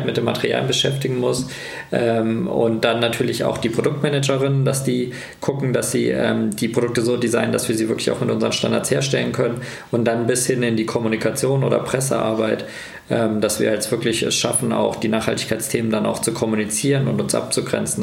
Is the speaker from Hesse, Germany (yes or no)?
yes; Kassel, Hesse, Germany; moved away as an adult; Tatsächlich ist das auch mein Heimat, meine Heimatstadt.